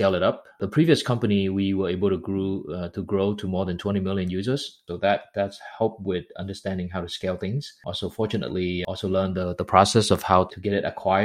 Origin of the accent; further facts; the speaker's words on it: Vietnam; moved away; also born or lived in United States; I grew up in Vietnam, but went to school primarily in the US